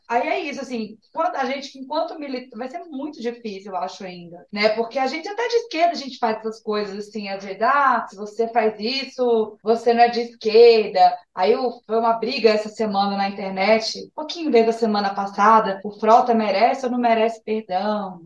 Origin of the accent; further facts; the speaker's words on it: Brasília, Federal District, Brazil; eu sou de Brasília.